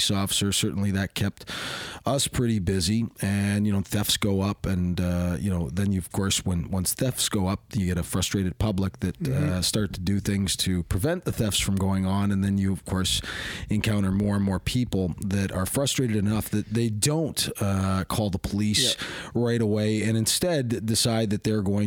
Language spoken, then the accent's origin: English; Hamilton, Ontario, Canada; I was raised in Hamilton. H-Town is a bit of a rough place